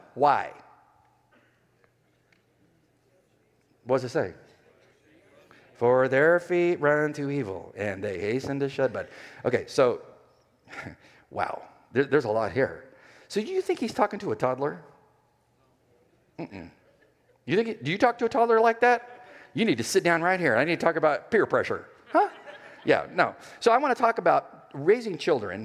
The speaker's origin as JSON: {"language": "English", "region": "California", "country": "United States", "also_born_or_lived": "Los Angeles, California", "moved": "yes", "said": "I'm from California. I mean, I went to college in L.A."}